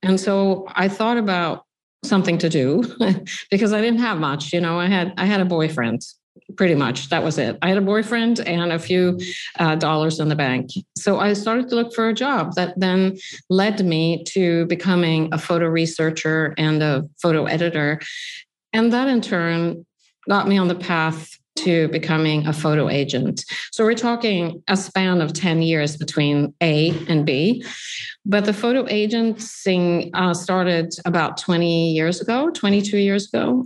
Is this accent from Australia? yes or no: no; Sweden; now in New York, United States; I grew up in Sweden